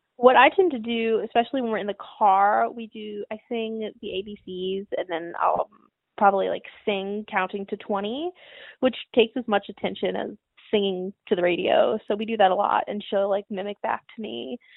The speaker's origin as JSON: {"language": "English", "town": "St. Louis", "region": "Missouri", "country": "United States", "tie": "born or raised there", "said": "was born and raised in Saint Louis"}